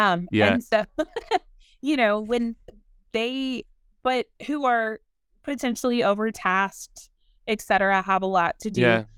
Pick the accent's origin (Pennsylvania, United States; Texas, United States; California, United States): Texas, United States; San Antonio; also born or lived in Baton Rouge, Louisiana; You know, I come from the South. I come from San Antonio and Baton Rouge, and right. I come from football and tailgating and tacos, right.